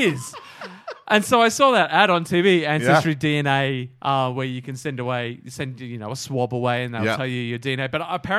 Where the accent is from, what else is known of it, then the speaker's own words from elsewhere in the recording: Australia; I'm Australian. I've got English and Scottish.